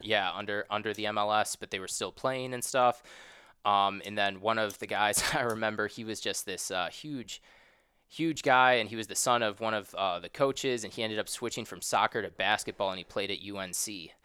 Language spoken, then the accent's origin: English; Chicago, Illinois, United States; moved away as an adult; also born or lived in Ohio / Los Angeles, United States; now in St. Louis, United States; I'm actually not from the West Coast. I'm from a suburb of Chicago